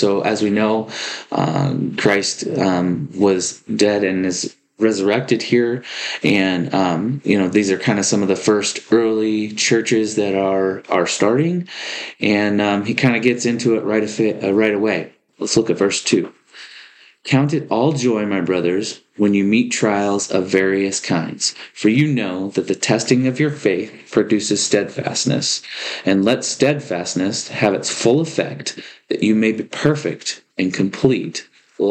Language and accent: English; Oregon, United States; Lived here, been pretty much born and raised in Oregon my entire life